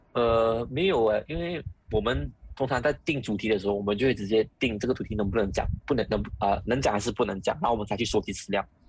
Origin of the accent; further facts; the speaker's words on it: Malaysia; 我们马来西亚人，从小到大我们都知道什么是土著特权